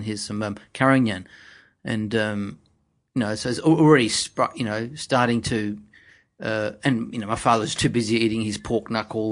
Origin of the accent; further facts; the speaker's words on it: Riverland, South Australia, Australia; In the Riverland in South Australia, a small town called Murrook.